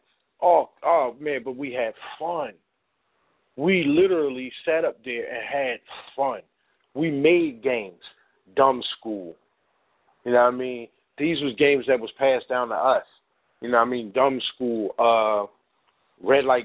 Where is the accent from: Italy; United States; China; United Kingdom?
United States; Philadelphia, Pennsylvania; I grew up in North Philly